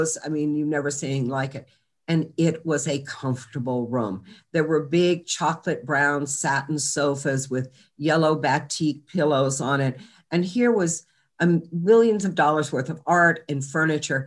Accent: Charlottesville, Virginia, United States; I grew up in Charlottesville, Virginia

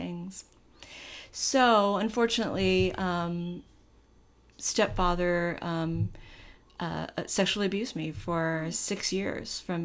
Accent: Honolulu, Hawaii, United States; born and raised in Honolulu, in the 1960s

